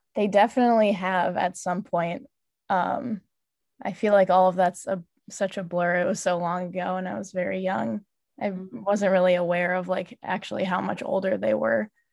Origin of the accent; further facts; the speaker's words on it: River Forest, Illinois, United States; also born or lived in Logan Square, Chicago; I grew up in River Forest and I'm living in Logan Square right now